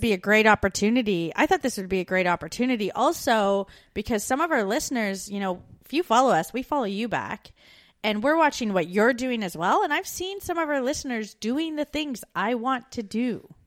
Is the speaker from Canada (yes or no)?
yes; Canada; moved away as an adult; We're two Canadian expats now living in Australia